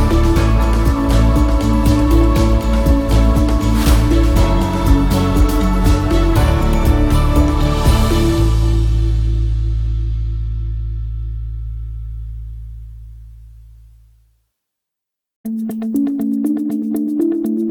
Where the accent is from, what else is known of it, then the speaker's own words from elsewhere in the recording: California, United States; I was born in California